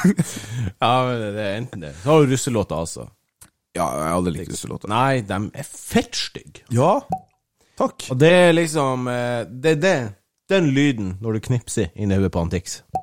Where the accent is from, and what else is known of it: Bardufoss, Troms, Norway